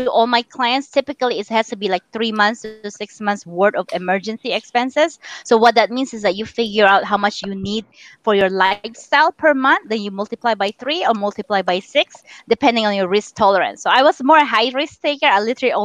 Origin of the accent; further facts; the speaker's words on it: Philippines; now in United States; I'm Chinese born and raised in the Philippines.